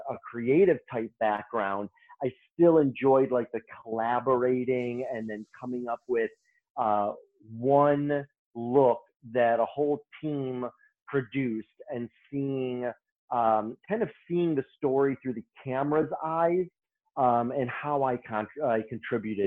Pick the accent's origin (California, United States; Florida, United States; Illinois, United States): Illinois, United States; Chicago; I started off in a salon in my hometown of Chicago in the south suburbs.